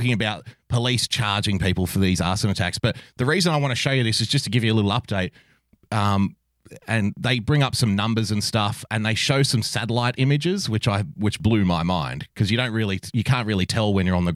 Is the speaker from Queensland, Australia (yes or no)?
no; Sydney, New South Wales, Australia; also born or lived in a country town; I was born in a country town, but I grew up in Western Sydney